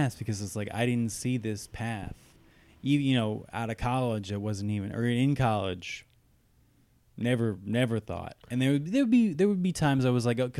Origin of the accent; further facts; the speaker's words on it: New Jersey, United States; I'm from New Jersey